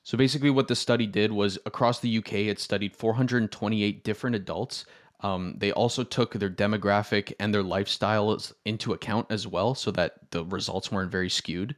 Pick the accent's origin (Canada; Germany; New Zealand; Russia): Canada; Toronto, Ontario; I, I'm from Toronto